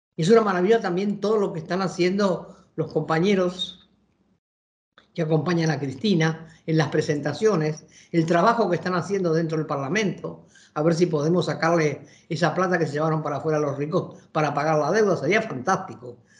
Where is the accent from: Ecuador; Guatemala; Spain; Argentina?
Argentina; como argentinos y argentinas